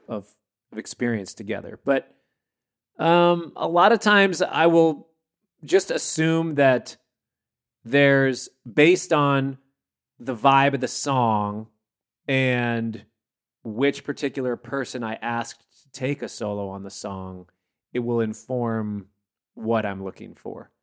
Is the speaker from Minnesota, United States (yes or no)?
yes; Minnesota, United States; I grew up in Minnesota